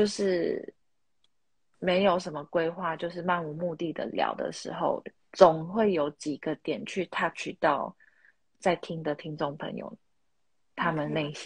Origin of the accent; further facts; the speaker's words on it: Taiwan; 我是台妹啊，没错